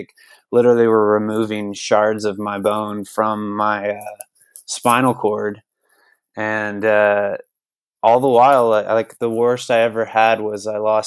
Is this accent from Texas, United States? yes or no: yes; Lake Jackson, Texas, United States; I grew up in Lake Jackson, which is the south of Houston.